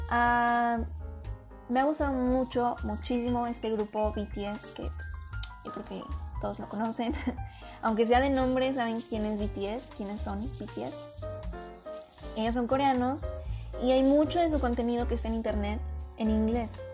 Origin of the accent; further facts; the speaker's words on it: Mexico; como mexicanos es un idioma que estamos muy, muy, muy envueltos en él